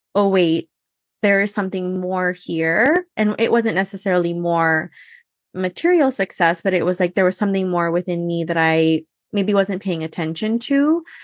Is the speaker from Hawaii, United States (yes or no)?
yes; Hawaii, United States; I was born and raised in Hawaii